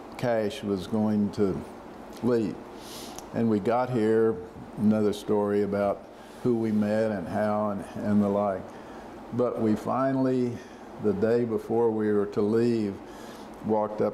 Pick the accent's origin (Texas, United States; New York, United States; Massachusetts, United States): Texas, United States; Odessa; moved away as an adult; also born or lived in Alaska; I'm from Odessa, Texas